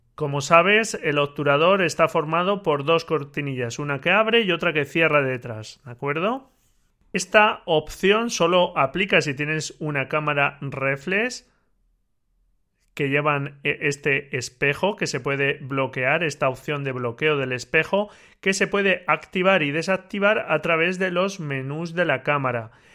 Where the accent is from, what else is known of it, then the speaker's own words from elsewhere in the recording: Albacete, Castilla-La Mancha, Spain; de Albacete, de mi tierra